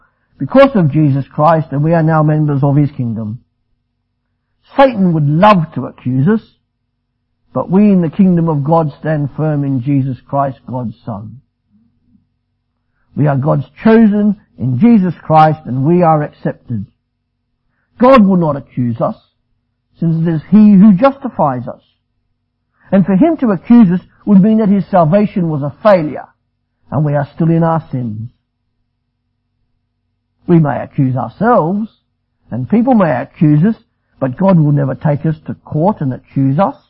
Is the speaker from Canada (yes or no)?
no; Australia; I'm Australian